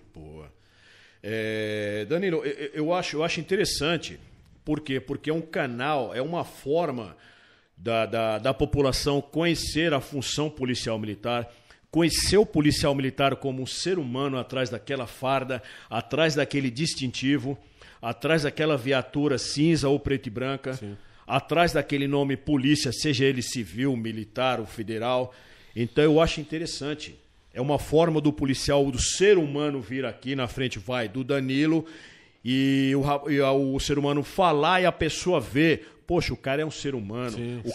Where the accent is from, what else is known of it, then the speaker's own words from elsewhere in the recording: São Paulo, Brazil; eu sou de São Paulo, a minha família é daqui